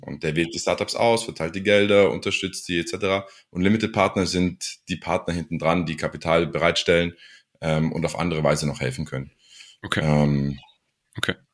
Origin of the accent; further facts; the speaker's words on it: Ulm, Baden-Württemberg, Germany; also born or lived in United States; ich bin in, in Ulm geboren